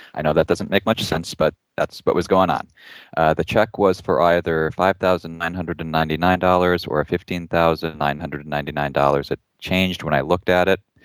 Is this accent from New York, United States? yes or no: no; Ohio, United States; where I grew up in Ohio